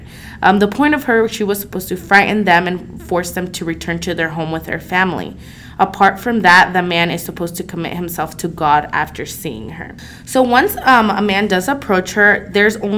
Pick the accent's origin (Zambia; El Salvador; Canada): El Salvador; San Juan Opico, La Libertad; moved away; I grew up in San Juan Opico, El Salvador